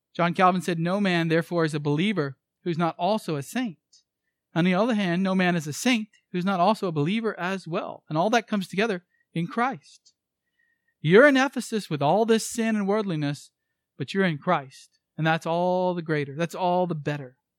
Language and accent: English; United States